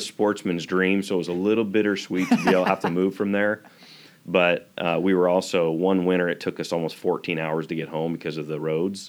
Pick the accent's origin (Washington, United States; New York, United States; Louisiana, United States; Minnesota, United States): Washington, United States; eastern; also born or lived in Spokane, Washington / Odessa, Washington / LaCrosse, Washington / Lacey, Washington; I grew up in eastern Washington. I was born in Spokane.